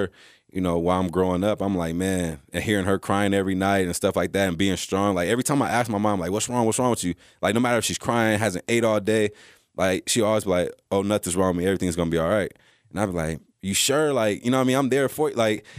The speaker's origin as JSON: {"language": "English", "region": "Texas", "country": "United States", "tie": "born there", "said": "And so growing up, you know, I was born in Texas."}